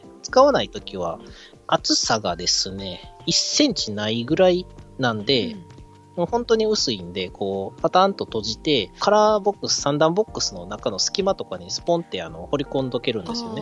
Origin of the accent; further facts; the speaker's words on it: Awaji Island, Hyogo, Japan; moved away; うちの実家でも、淡路の3年トラフグとか売ってます